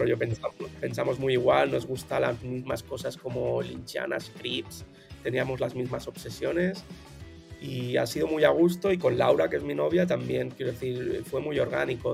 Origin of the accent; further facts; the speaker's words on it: Barcelona, Catalonia, Spain; soy de Barcelona de toda la vida, de ¿eh? 34 años de aquí en Barcelona